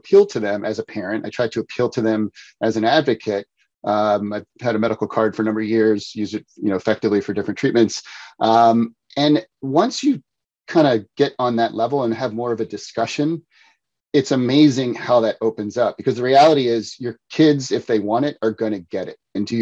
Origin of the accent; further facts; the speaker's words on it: outside Philadelphia, Pennsylvania, United States; moved away; also born or lived in New Jersey; I grew up outside Philadelphia.